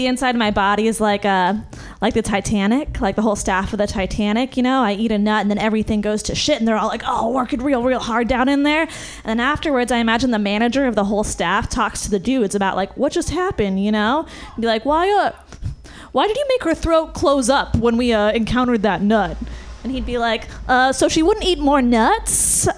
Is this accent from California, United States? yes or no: yes; Marin, California, United States; I come from Marin, over the bridge